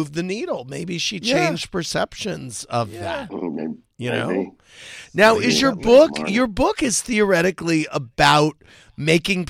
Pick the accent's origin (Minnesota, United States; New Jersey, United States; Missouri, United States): Missouri, United States; St. Louis; I grew up in St. Louis